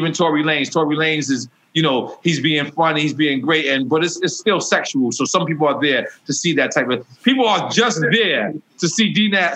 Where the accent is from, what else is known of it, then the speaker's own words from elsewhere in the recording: New York City, New York, United States; I'm from Queens, born and raised